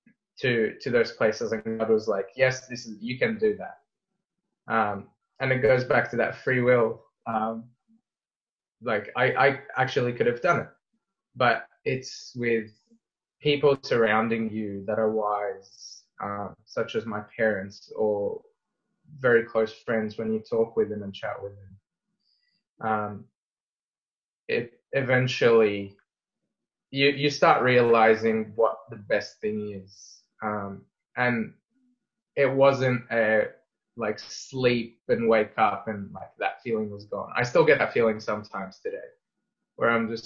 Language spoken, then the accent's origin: English; Egypt; now in Australia; I'm very deeply rooted to Egypt and my love for my home country and my family and friends over there.